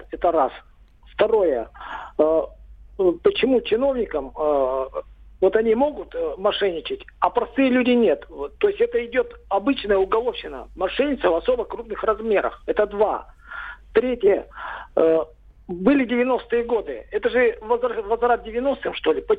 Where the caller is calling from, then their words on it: Perm, Perm Krai, Russia; Город Пермь, ….